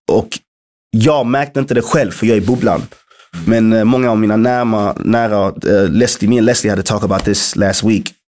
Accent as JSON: {"language": "Swedish", "town": "Malmö", "region": "Skåne", "country": "Sweden", "tie": "born or raised there", "also_born_or_lived": "London", "moved": "yes", "said": "Att jag är född och uppvuxen i Malmö"}